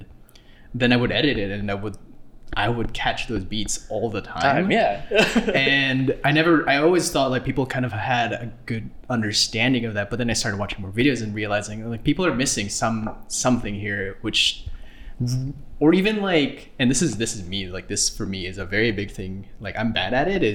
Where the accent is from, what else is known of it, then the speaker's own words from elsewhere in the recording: Philippines; I'm a Filipino